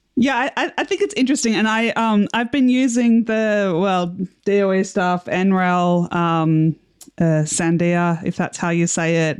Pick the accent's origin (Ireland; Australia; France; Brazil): Australia; As an Australian, you know, we don't have a lot of wind turbine research here